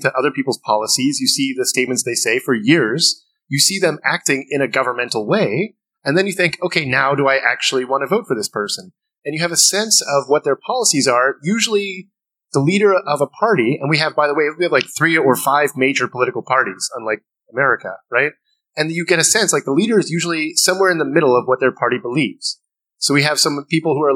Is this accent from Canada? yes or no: yes; Canada; as a Canadian